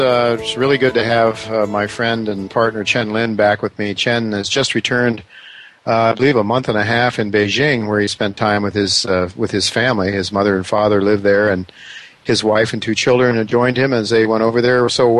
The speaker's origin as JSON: {"language": "English", "region": "Ohio", "country": "United States", "said": "I'm from Ohio"}